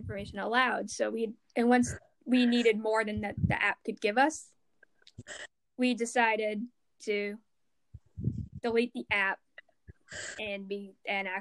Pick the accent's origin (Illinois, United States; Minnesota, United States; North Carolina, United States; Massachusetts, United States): Massachusetts, United States; I'm American. I'm from Massachusetts